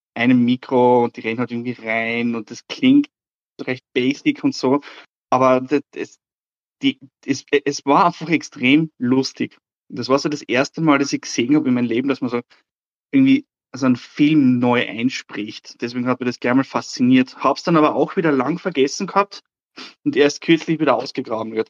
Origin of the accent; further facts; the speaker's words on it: Austria; ich komme aus Österreich